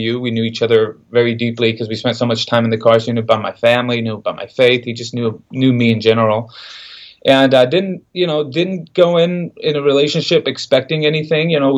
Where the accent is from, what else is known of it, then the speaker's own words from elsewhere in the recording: Central Valley, California, United States; also born or lived in San Jose, California; I'm from California, Central Valley, California. I was born in San Jose. Mom and dad were immigrants from Mexico. I have 3 brothers, 1 sister. We moved up, my parents moved us up to the Central Valley in the early 90s